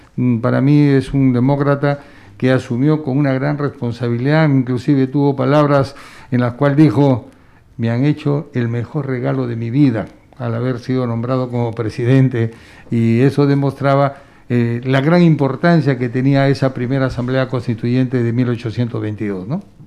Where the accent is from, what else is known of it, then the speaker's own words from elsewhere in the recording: Piura, Peru; yo que vengo de Piura